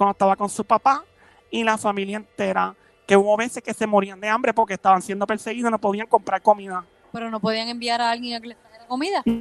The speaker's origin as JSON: {"language": "Spanish", "region": "New York", "country": "United States", "said": "Ey, yo soy de Nueva York, eso es New"}